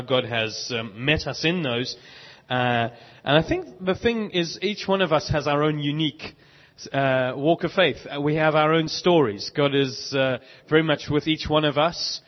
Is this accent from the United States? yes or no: no; South Africa; moved away as an adult; also born or lived in Bishop's Stortford, United Kingdom; now in London, United Kingdom; We grew up in South Africa, got married in Cape Town in 1997, have lived in the UK ever since